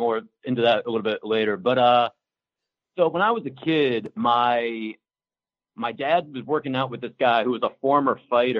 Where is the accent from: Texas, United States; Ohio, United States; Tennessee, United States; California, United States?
Ohio, United States; Canton; moved away as an adult; now in Washington, D.C., United States; I'm originally from Northeast Ohio, like a little bit south of... Well, I'm from Canton, Ohio